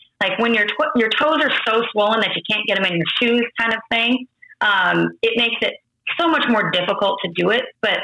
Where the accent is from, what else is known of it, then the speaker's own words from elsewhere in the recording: Iowa, United States; moved away as an adult; also born or lived in North Carolina; I was born and raised in Iowa.